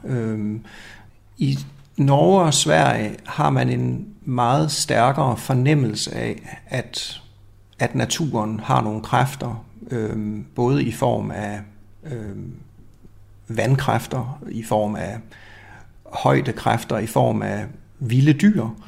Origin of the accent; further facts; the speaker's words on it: Denmark; går vi rundt som danskere